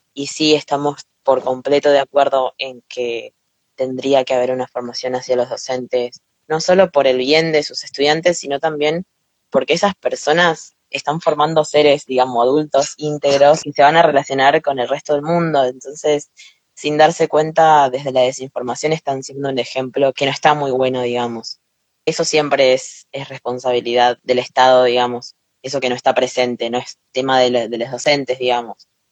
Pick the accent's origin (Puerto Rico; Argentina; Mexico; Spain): Argentina